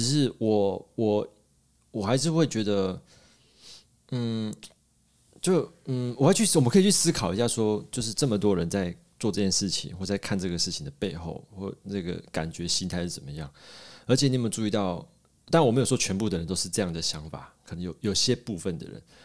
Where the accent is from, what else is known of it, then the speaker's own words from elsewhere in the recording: Taiwan; moved away; 所以我台湾人在这个时候，在机要关头，我不能回家